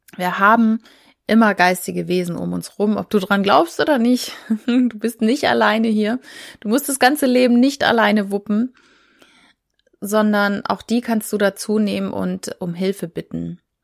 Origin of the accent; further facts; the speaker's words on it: Schleswig-Holstein, Germany; ich komme aus Schleswig-Holstein